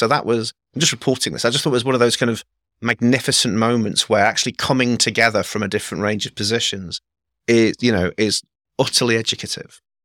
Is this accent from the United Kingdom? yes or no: yes; England, United Kingdom; I was raised by Scottish parents in England.